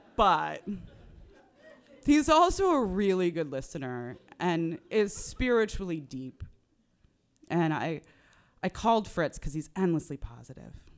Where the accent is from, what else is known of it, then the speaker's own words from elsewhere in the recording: Northern California, United States; I grew up in Northern California